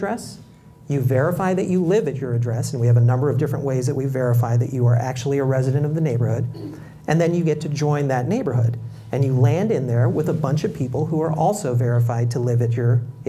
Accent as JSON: {"language": "English", "area": "Bay Area", "region": "California", "country": "United States", "tie": "born or raised there", "said": "growing up in the Bay Area where I grew up, I knew all my neighbors"}